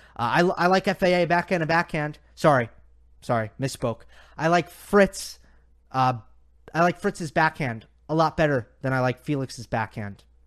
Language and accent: English; United States; I'm being biased as an American